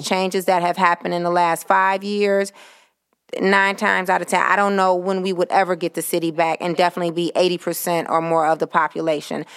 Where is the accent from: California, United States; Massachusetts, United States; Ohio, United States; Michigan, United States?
Michigan, United States; Detroit; native Detroiter, uh, born and raised on the West Side District, City Council District Two.